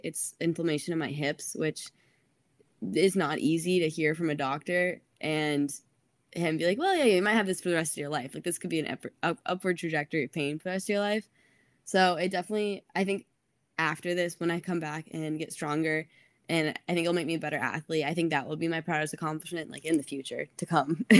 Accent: Atlanta, Georgia, United States; I'm from Atlanta.

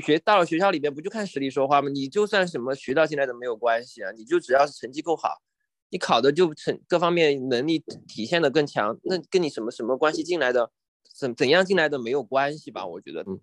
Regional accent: Chengdu, Sichuan, China; moved away as an adult; also born or lived in Washington, D.C., United States; 后来毕业之后在美国乔治城大学读研究生，研究嗯。生毕业之后现在回国，再回到自己老家成都这边工作

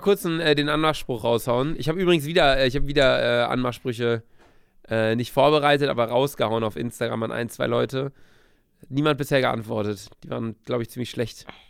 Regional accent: Bielefeld, North Rhine-Westphalia, Germany; moved away as an adult; also born or lived in Cologne; now in Hamburg, Germany; war zu Hause bei uns in Bielefeld

